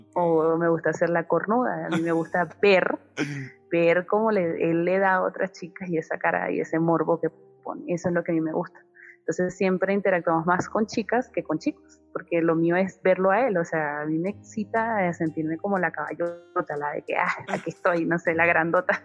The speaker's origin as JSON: {"language": "Spanish", "country": "Venezuela", "tie": "born or raised there", "moved": "as an adult", "said": "nosotros somos venezolanos de nacimiento, pero habitantes de mundo. Yo salí de mi país en el 2014 y no he vuelto."}